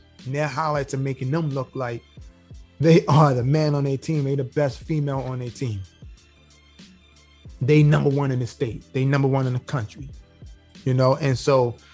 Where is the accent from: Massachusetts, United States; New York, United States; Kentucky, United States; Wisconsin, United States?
New York, United States; New York City; moved away as an adult; now in Georgia, United States; I live here in Georgia, but I'm from New York, right? And I'm 38 years old now. I moved out of New York when I was about 32. Prior to that, in New York City, the Bronx